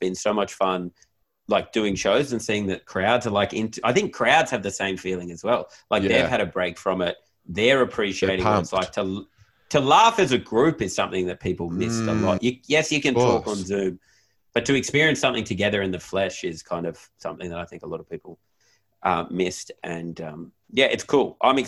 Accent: Nowra, New South Wales, Australia; I've met him like three times and I'm like, dude, I'm from Nowra.

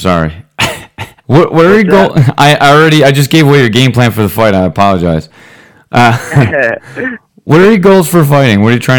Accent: New York, United States; even though we're all from New York.

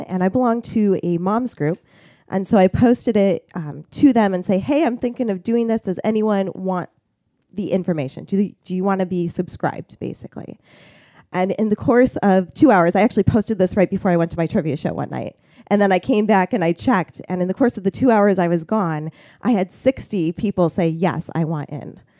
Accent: Toledo, Ohio, United States; moved away as an adult; also born or lived in Flint, Michigan / Finger Lakes, New York; now in Warsaw, United States; I grew up in Toledo, Ohio area

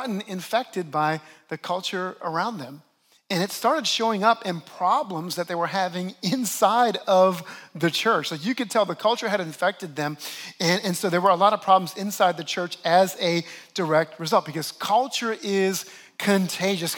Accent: New Orleans, Louisiana, United States; now in New York, United States; I actually grew up in the great city of New Orleans, and we have a very distinct culture down there.

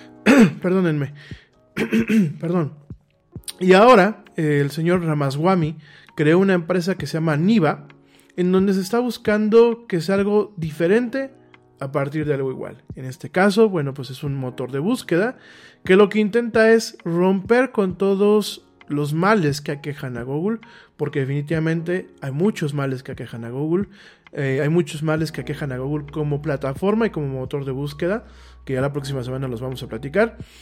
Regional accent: Mexico

